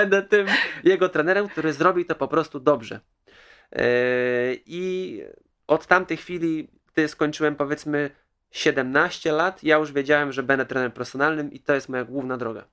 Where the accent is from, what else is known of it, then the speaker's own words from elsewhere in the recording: Kołobrzeg, West Pomeranian Voivodeship, Poland; Pochodzę z Kołobrzegu, mam dwadzieścia osiem lat